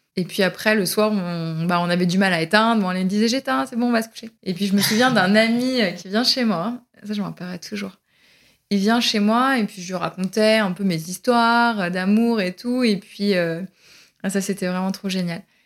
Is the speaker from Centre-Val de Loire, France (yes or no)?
yes; Berry, Centre-Val de Loire, France; also born or lived in Pouligny-Saint-Pierre; now in Paris, France; je suis originaire du Berry